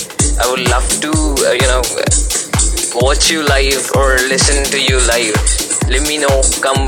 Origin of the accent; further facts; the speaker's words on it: India; I'm from India.